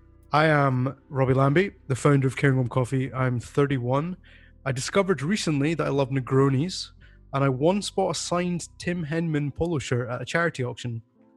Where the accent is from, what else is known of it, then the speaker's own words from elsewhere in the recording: Bondi Beach, New South Wales, Australia; accent: Australian; I'm from Bondi Beach.